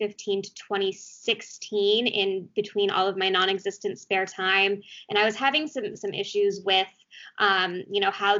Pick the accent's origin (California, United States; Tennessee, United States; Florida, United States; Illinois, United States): California, United States; Beverly Hills; also born or lived in Arizona; I grew up in Beverly Hills, California